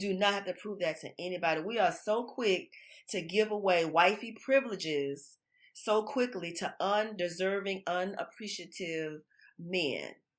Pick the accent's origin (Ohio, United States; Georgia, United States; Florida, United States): Florida, United States; now in Texas, United States; I'm from Florida, and I moved to Texas in two thousand five